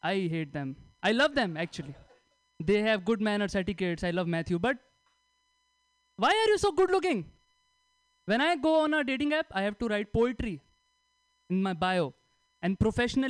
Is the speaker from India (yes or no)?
yes; India; moved away as an adult; now in United States; I am from India